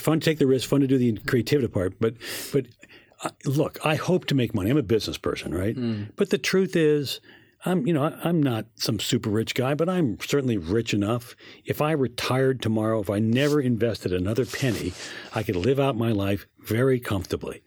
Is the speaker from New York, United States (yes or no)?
yes; New York, United States; I'm a New Yorker